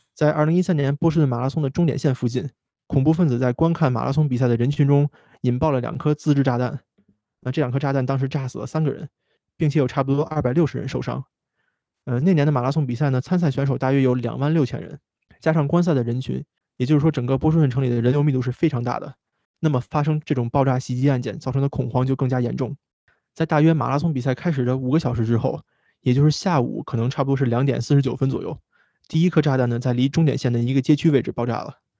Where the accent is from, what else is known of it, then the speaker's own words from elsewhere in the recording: the Great Northwest, Northwest China, China; accent: Northwest dialect; moved away as an adult; now in Boston, United States; 咱们大西北方言